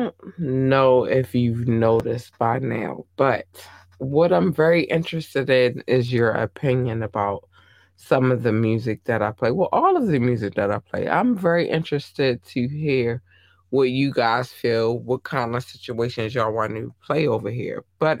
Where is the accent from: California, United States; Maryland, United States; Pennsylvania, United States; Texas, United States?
Maryland, United States; When you, as a Marylander, because I'm from Maryland, I will say this, it's, every state has a different situation, right?